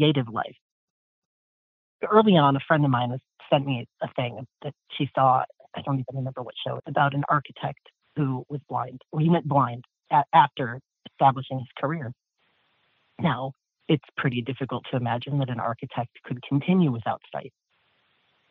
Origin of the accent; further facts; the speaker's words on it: Columbus, Ohio, United States; I'm from Columbus, Ohio